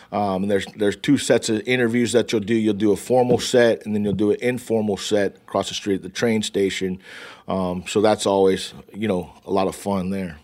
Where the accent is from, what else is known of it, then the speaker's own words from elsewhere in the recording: West Coast, United States; I'm from the West Coast.